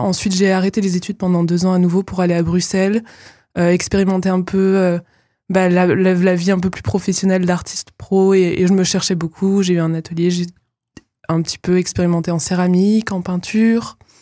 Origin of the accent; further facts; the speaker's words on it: Nantes, Pays de la Loire, France; also born or lived in Aveyron; now in Épinal, France; j'ai fait mon, collège et mon lycée à Nantes